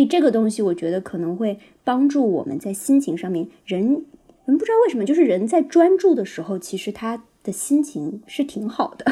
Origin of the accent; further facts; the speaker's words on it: northern China, China; 我也是北方人